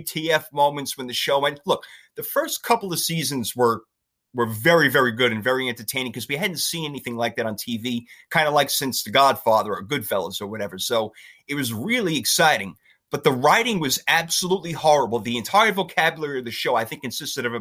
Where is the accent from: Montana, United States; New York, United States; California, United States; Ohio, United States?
New York, United States; Me being a New Yorker